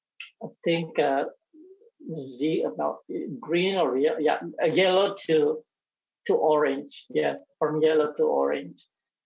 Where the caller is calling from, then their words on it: Singapore; I'm calling from Singapore, more specifically from NTU campus where I live with my family.